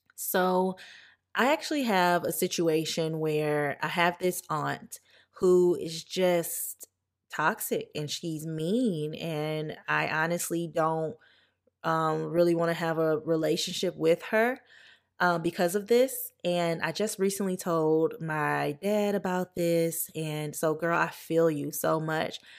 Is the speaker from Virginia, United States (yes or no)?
no; Louisiana, United States; moved away; I'm from Louisiana